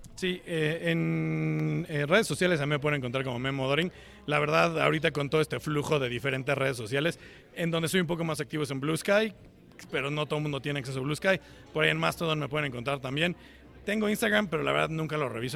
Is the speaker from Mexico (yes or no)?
yes; Cuernavaca, Morelos, Mexico; moved away as an adult; now in Seattle, United States; yo soy originario de Cuernavaca